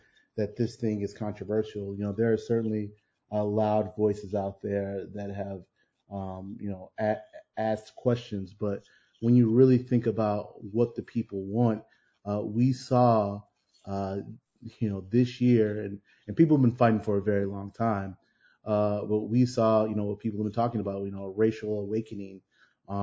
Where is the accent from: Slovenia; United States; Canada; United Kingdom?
United States; Chicago, Illinois; as a Black man growing up on the South Side and living here